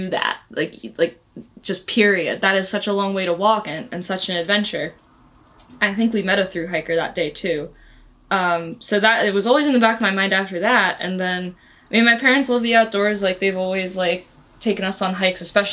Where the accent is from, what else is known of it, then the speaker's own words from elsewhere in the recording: New Jersey, United States; I grew up in New Jersey and we would go on hikes in the Delaware Water Gap a lot